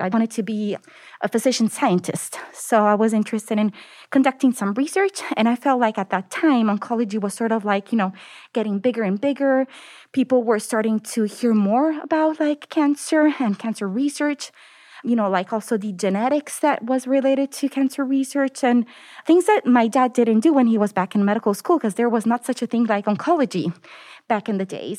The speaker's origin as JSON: {"language": "English", "town": "Naples", "region": "Campania", "country": "Italy", "tie": "born or raised there", "also_born_or_lived": "United States / Denver", "second_language": "English", "moved": "as an adult", "lives_now": "Austin, United States", "said": "So I actually was born in the United States, but then I moved back to Italy. And I grew up there. I come from the southern part of Italy. The city is called Naples"}